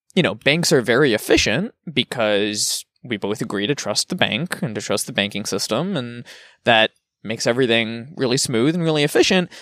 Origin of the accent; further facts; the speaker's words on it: United States; also born or lived in Germany; as an American